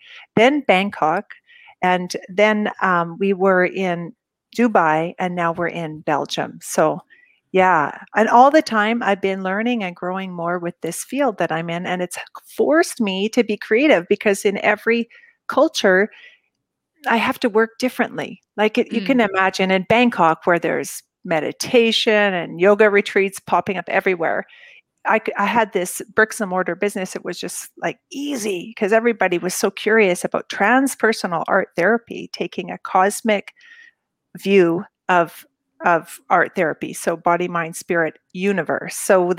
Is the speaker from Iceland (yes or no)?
no; Canada; moved away as an adult; also born or lived in Japan; I grew up in Canada